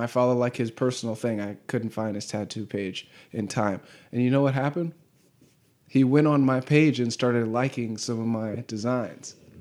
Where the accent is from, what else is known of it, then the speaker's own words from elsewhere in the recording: Southern California, United States; moved away as an adult; also born or lived in Alabama; I was going to school in Alabama and I'm from Southern California